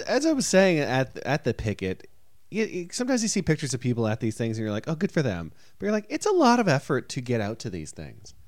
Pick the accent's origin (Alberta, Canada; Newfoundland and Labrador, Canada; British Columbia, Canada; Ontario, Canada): Ontario, Canada; Toronto; moved away as an adult; now in United States; if I was in Toronto, at least I have the comfort of being in my home country, my hometown